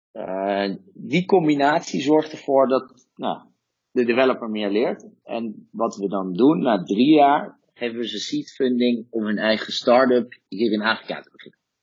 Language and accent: Dutch; Netherlands; moved away; als Nederlander